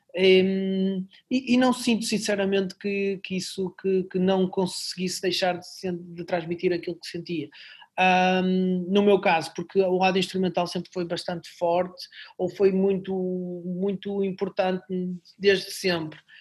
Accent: Barcelos, Norte, Portugal; now in Braga, Portugal; na minha terra natal, em Barcelos.

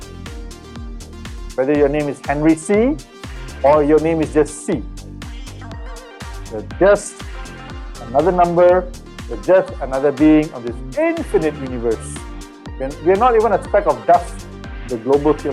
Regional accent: Malaysia; growing up in Malaysia

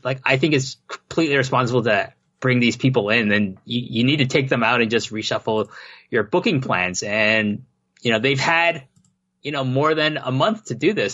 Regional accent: Toronto, Ontario, Canada; moved away; Toronto. That's my hometown.

